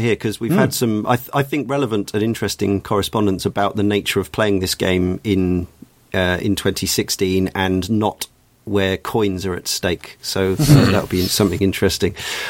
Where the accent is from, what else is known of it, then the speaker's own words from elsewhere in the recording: Brighton, South East England, United Kingdom; Being a Brightonian